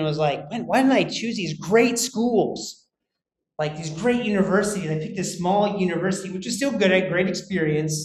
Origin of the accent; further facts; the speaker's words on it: United States; moved away; I'm American